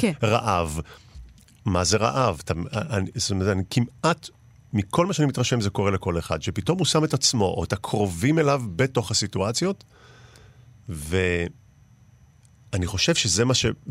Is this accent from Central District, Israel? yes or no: no; Mishmar HaEmek, Northern District, Israel; אני בן קיבוץ משמר העמק, ובאמת הייתי בלינה המשותפת